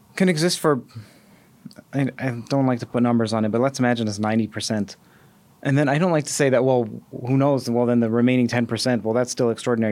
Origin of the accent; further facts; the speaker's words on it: Toronto, Ontario, Canada; I'm also from Toronto